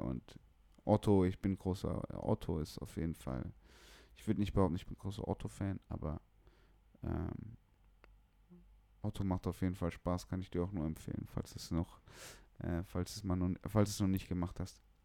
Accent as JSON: {"language": "German", "region": "Bremen", "country": "Germany", "tie": "born or raised there", "also_born_or_lived": "East Frisia", "said": "ich bin gebürtiger Bremer"}